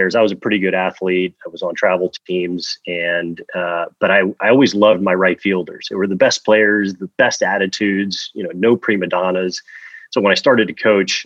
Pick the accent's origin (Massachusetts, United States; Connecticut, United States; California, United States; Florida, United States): Florida, United States; Miami; now in West Coast, United States; I grew up in Miami, Florida, the 305, pretty much born and raised.